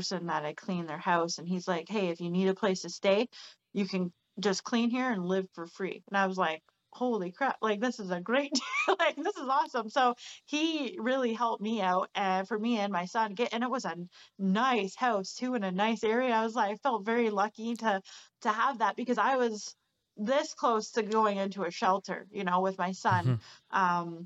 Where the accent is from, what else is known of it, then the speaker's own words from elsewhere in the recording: Barrie, Ontario, Canada; moved away as an adult; now in British Columbia, Canada; I'm from Ontario, actually. Like, Barrie, okay. Ontario, where I'm from.